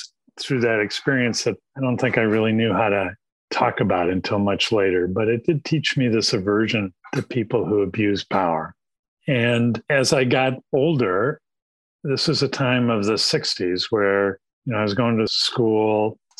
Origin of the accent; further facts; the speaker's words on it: Midwest, United States; When I grew up in the Midwest, we moved around a lot.